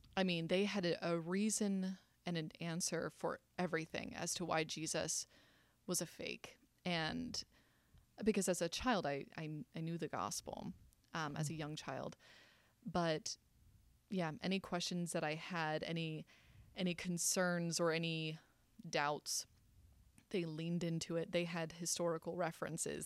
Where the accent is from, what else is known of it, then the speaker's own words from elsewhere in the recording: South Carolina, United States; I was raised in South Carolina.